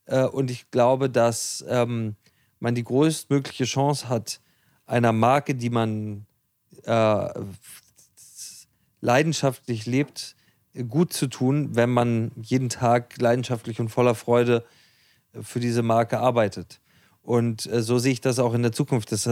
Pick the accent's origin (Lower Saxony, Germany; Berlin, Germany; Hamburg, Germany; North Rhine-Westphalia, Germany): Hamburg, Germany; Wir als Hamburger